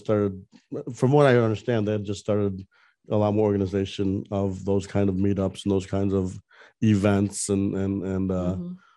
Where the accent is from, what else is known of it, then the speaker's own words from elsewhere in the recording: Northwest Herald area, Illinois, United States; moved away as an adult; now in Orlando, United States; I had one internship with the Northwest Herald, which was my hometown paper from way back in the day